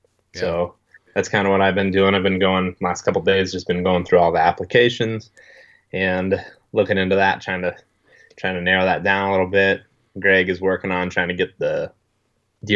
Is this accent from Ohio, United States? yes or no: yes; Western Ohio, United States; I grew up in Western Ohio, where it's like really, really flat